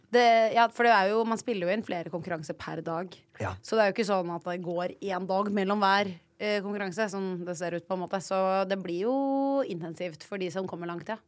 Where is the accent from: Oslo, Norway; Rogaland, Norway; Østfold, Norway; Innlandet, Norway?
Oslo, Norway; jeg er fra Ullern